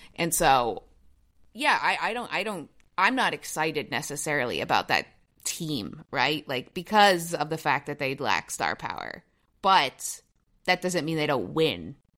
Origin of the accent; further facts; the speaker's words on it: Toronto, Ontario, Canada; my hometown, Toronto, Ontario